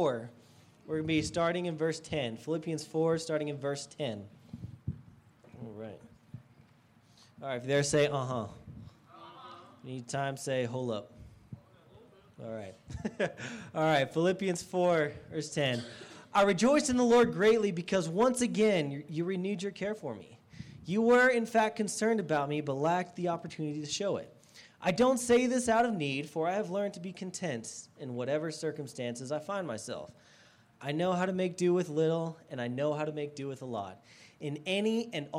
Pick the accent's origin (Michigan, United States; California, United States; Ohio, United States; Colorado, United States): Colorado, United States; Estes Park; moved away as an adult; also born or lived in Texas; I grew up in Estes Park. This is about an hour and a half down the road. I lived there most of my life until college